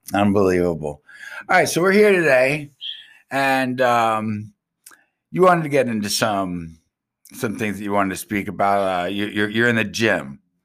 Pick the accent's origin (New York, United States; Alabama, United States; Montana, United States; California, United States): New York, United States; Long Island; I'm from Strong Island